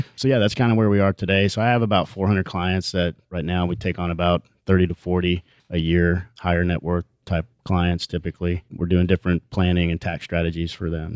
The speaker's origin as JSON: {"language": "English", "town": "Houston", "region": "Texas", "country": "United States", "tie": "born or raised there", "said": "we grew up in Houston, went to Memorial High School"}